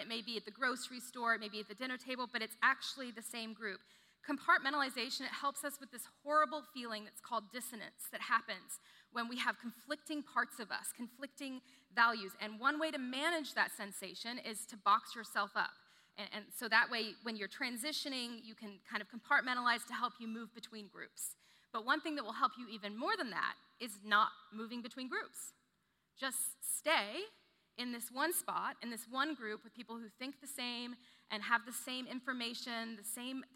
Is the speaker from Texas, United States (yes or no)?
yes; The Woodlands, Texas, United States; I grew up in the Woodlands, kind of small town